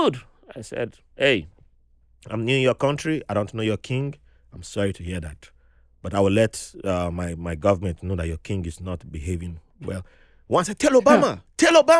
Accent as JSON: {"language": "English", "country": "Nigeria", "tie": "born or raised there", "moved": "yes", "said": "I grew up in Nigeria"}